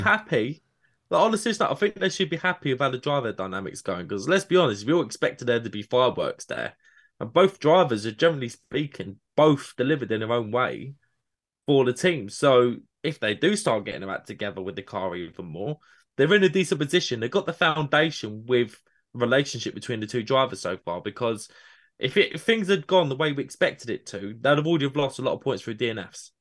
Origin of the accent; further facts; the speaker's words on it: United Kingdom; my British bias